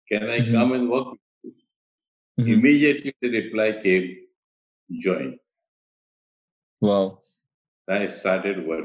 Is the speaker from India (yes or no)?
yes; Ahmedabad, Gujarat, India; moved away; also born or lived in Delhi / Mumbai; I was born in Ahmedabad, it is in Gujarat, which is mm. historic